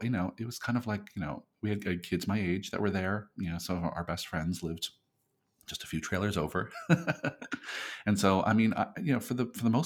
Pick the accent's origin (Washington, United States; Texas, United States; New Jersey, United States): New Jersey, United States; near Long Beach Island; moved away; also born or lived in Burlington County, New Jersey / New York City; We lived in South Jersey near, just basically near Long Beach Island, New Jersey